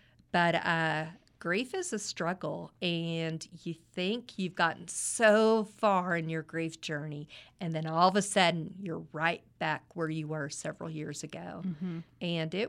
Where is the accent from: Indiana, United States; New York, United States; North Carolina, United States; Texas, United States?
Texas, United States; Midland; born or raised there